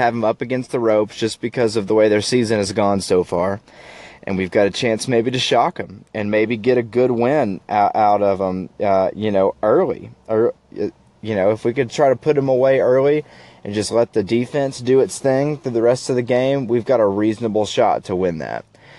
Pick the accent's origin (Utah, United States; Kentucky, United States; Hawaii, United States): Kentucky, United States; Lexington; born and raised in Lexington.